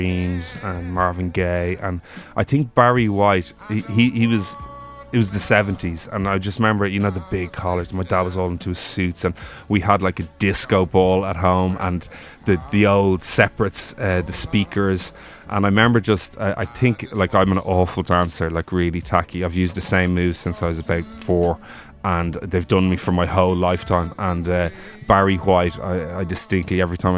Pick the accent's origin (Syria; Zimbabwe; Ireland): Ireland; Dublin, Leinster; also born or lived in Offaly; I grew up in Rathfarnham